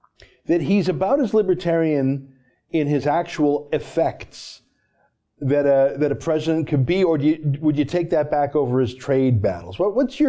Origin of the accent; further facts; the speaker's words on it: Canada; I'm a Canadian